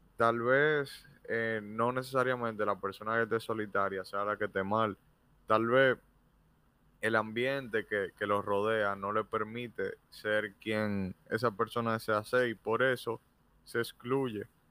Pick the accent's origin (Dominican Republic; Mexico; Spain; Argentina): Dominican Republic; en nuestro país